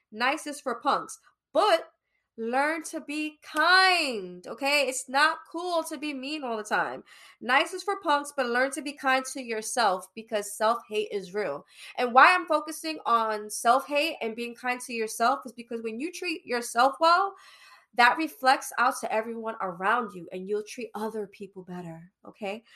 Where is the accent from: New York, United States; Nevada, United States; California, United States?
New York, United States; New York City; I'm born and raised in Brooklyn, East New York